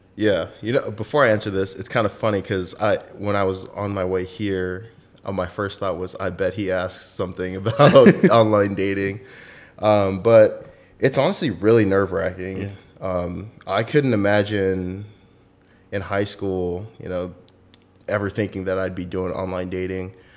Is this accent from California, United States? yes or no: yes; Southern California, United States; moved away as an adult; also born or lived in Alaska; I'm from Southern California, pretty much born and raised there